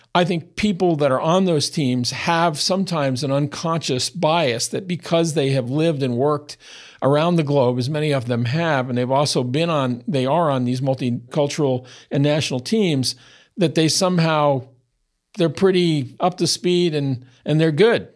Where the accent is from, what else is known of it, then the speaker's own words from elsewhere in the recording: United States; as an American born white-skinned heterosexual male that grew up as a child in the sixties